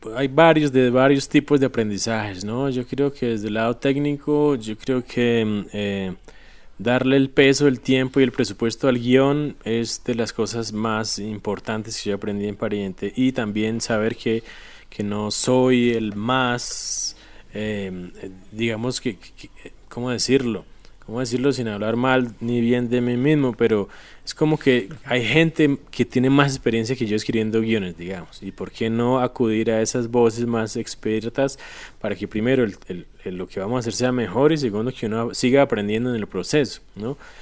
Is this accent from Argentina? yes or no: no; Colombia; como espectador colombiano